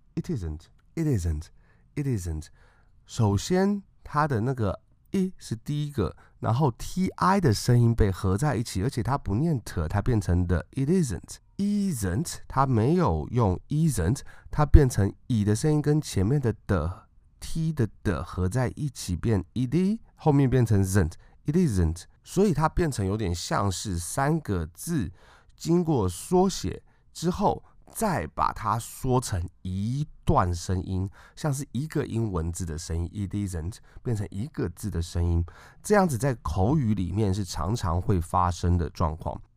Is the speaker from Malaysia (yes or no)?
no; Taiwan; 台湾我们从小出生出长，在这个教育体系里面学过英文的人